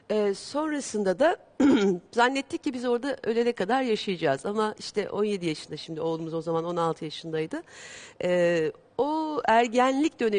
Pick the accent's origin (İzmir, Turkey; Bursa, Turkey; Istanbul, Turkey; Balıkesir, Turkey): İzmir, Turkey; E, ben İzmirliyim.